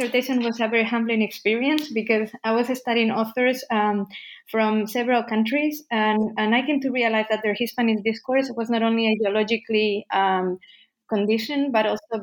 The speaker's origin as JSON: {"language": "English", "region": "Basque Country", "country": "Spain", "tie": "born or raised there", "also_born_or_lived": "United States", "moved": "as an adult", "lives_now": "Antwerp, Belgium", "said": "I was born and raised in the Basque Country"}